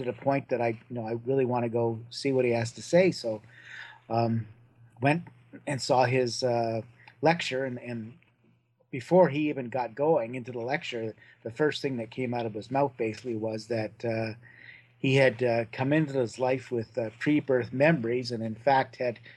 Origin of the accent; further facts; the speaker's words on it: Brantford, Ontario, Canada; my hometown of Brantford, Ontario